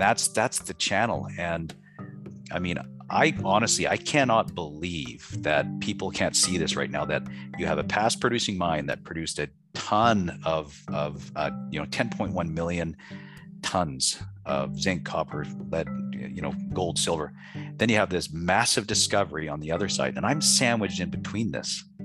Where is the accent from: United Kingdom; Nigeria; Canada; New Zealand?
United Kingdom; Scotland; my background's being Scottish